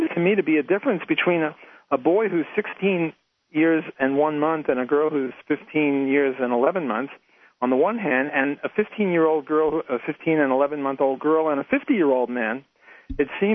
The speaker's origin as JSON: {"language": "English", "town": "New York City", "region": "New York", "country": "United States", "moved": "yes", "said": "I'm Jewish, and I was from New York City"}